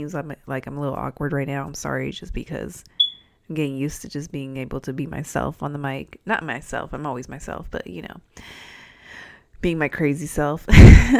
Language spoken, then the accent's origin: English; San Diego, California, United States; accent: Californian; moved away as an adult; also born or lived in Albuquerque, New Mexico; now in Illinois, United States; I'm from California, if you couldn't tell by my accent